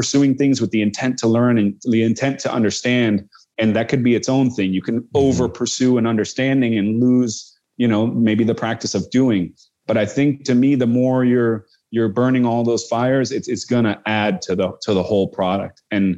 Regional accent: Amsterdam, North Holland, Netherlands; born there; so I was born in Holland. You know, I was born in Amsterdam, and I feel like I'm a little removed. I feel much more American than I feel Dutch

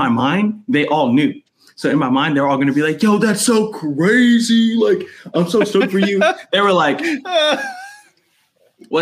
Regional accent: New York City, New York, United States; now in Tulsa, United States; I'm from Brooklyn, New York.

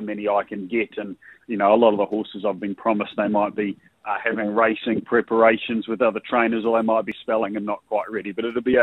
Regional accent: New Zealand; moved away as an adult; also born or lived in Dubai; now in Queensland, Australia; I grew up in New Zealand

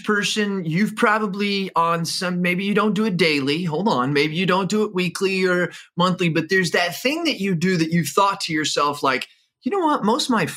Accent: Midwest, United States; also born or lived in Arizona; I was born in Arizona, but I was raised in the Midwest

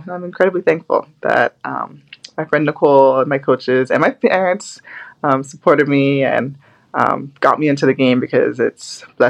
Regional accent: Scarborough, Ontario, Canada; also born or lived in Barrie; So we grew up in Scarborough first. And there, my sister and I, we ran a lot of track, swimming.

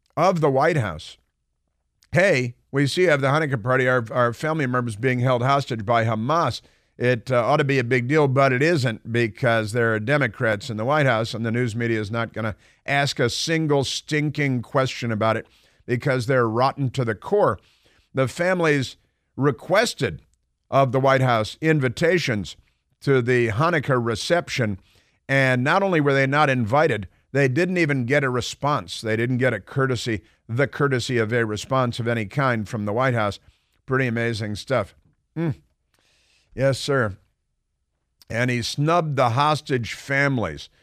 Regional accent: Chicago, Illinois, United States; moved away; growing up in the North Shore of Chicago

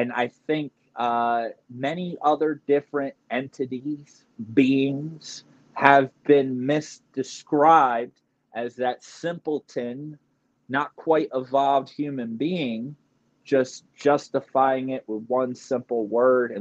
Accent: near Camden, New Jersey, United States; I'm not far from Camden, New Jersey, not far from Philly

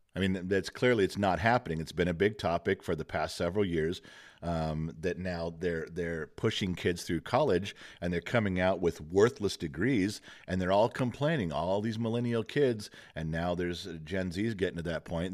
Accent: United States; as an American

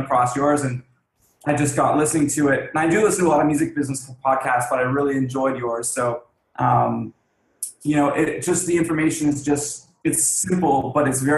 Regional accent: Toronto, Ontario, Canada; I'm from Toronto, Ontario

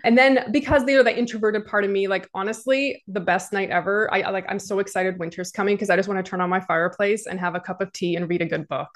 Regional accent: Canada; Even as a Canadian

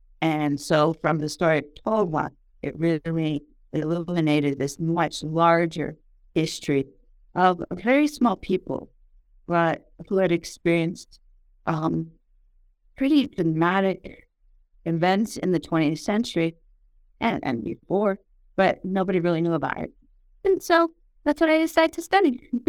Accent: Albuquerque, New Mexico, United States; I'm born and raised in Albuquerque, New Mexico.

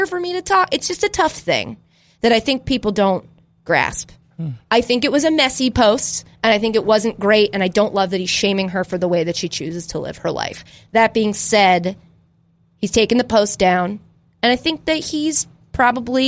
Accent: Northeast, United States; also born or lived in Framingham / Long Island; I grew up in the Northeast

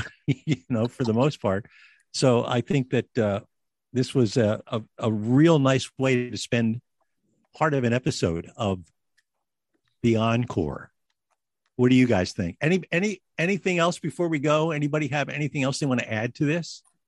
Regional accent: United States; we as American kids

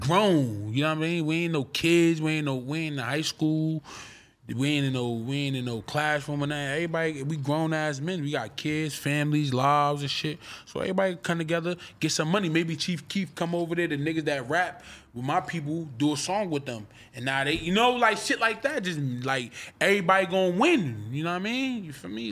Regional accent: Irvington, New Jersey, United States; I'm from Chancellor and Stuyvesant in New Jersey

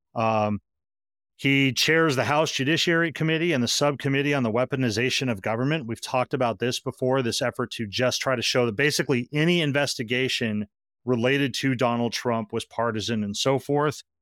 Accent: Amherst, Massachusetts, United States; my hometown where I now live. Uh, uh, Amherst, Massachusetts

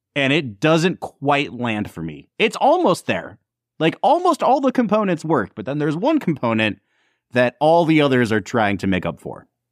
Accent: United States; I'm an American

